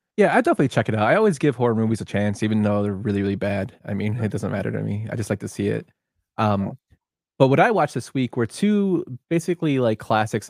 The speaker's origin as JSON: {"language": "English", "town": "Chicago", "region": "Illinois", "country": "United States", "said": "we're both from Chicago"}